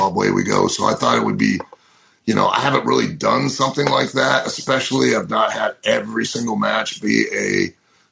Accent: Lima, Ohio, United States; moved away; Lima, Ohio, my hometown

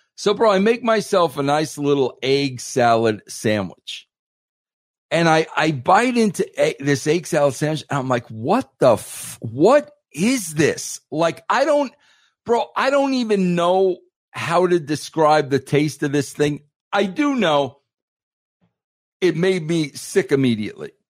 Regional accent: New York, United States; I'm an Italian from New York

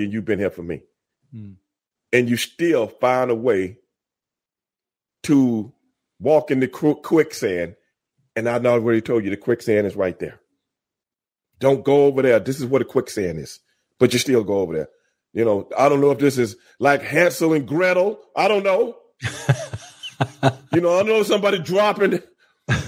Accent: Houston, Texas, United States; accent: African-American vernacular; my African-American vernacular growing up in Southeast Houston

